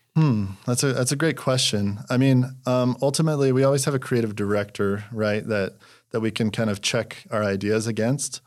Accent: Utah, United States; moved away as an adult; also born or lived in Los Angeles, California; I'm from Utah originally.

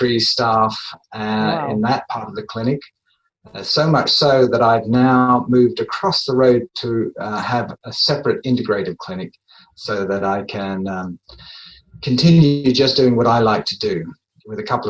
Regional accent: England, United Kingdom; moved away; I'm originally from England, so I trained in England at one of the English universities

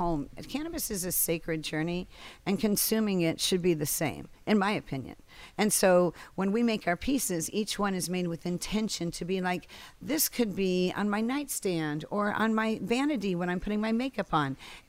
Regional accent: Los Angeles, California, United States; born or raised there; moved away as an adult; also born or lived in Encino, California / Northridge, California / New York City

